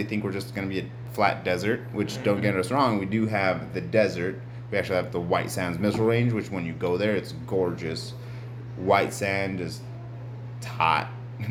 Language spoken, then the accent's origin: English; New Mexico, United States; whenever we say we're from New Mexico